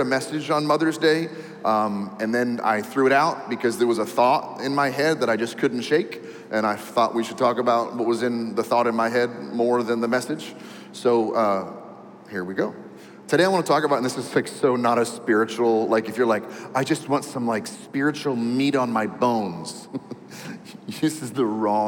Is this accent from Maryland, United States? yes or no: yes; D.C., Maryland, United States; also born or lived in New York; I was born and raised in the Maryland area right outside of Washington, D.C.